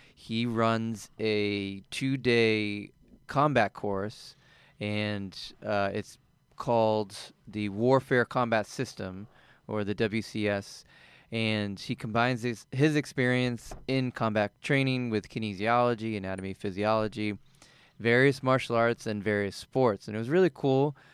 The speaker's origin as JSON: {"language": "English", "region": "East Coast", "country": "United States", "also_born_or_lived": "Colorado", "moved": "as an adult", "said": "I'm originally from the East Coast"}